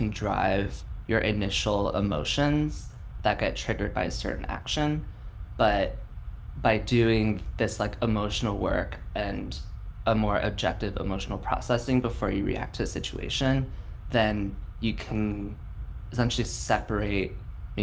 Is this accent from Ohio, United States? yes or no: no; San Francisco, California, United States; I was born and raised in San Francisco